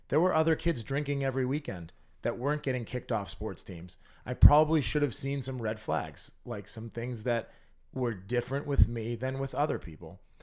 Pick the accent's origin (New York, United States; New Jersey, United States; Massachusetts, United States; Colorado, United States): Massachusetts, United States; North Andover; I grew up in North Andover.